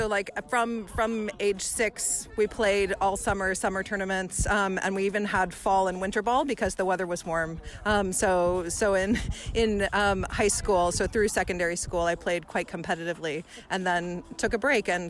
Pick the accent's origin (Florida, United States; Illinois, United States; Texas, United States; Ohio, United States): Texas, United States; moved away as an adult; now in London, United Kingdom; I'm from Texas, and I grew up playing fast pitch.